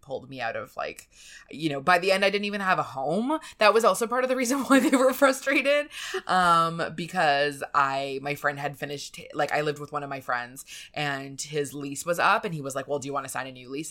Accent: Canada; moved away as an adult; also born or lived in New York; being a Canadian in New York

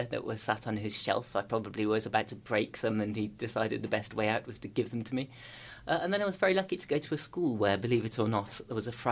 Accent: Birmingham, West Midlands, United Kingdom; born or raised there

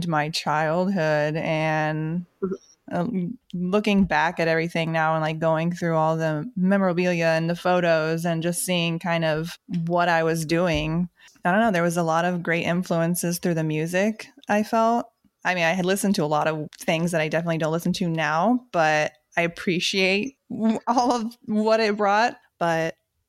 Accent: Central Florida, United States; I grew up in Central Florida and I had an older sister

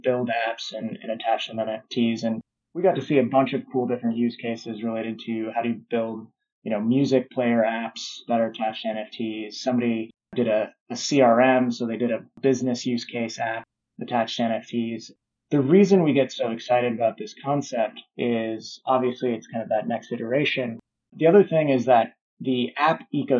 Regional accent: Omaha, Nebraska, United States; I'm from Omaha, Nebraska

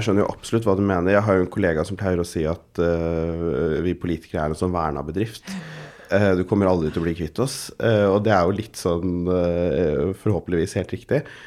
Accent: Oslo, Norway; jeg har vokst opp på Golia

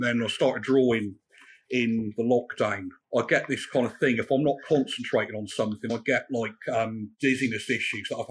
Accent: Chippenham, South West England, United Kingdom; I'm from Chippenham

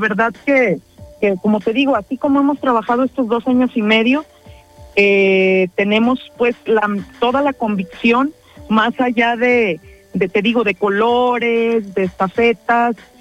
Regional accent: Jocotepec, Jalisco, Mexico; en mi municipio de donde soy este, nativa y he vivido toda, todo el tiempo

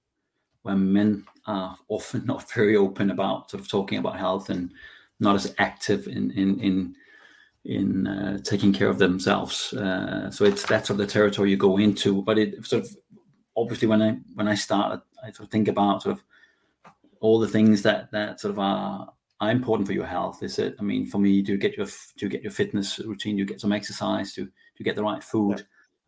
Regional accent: Denmark; moved away as an adult; now in United Kingdom; I'm in Denmark at the moment, so I'm in my hometown here in my summer house.

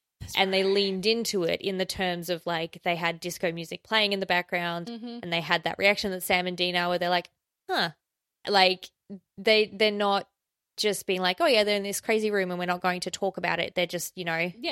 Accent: Australia; accent: Australian; my Australian accent

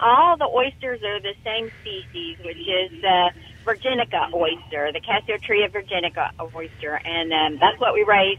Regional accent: Memphis, Tennessee, United States; moved away as an adult; now in Biloxi, United States; Okay, so I'm originally from Memphis, Tennessee, and I moved down to Biloxi to start a new life with my husband, Mike Arguelles, who is from Biloxi.

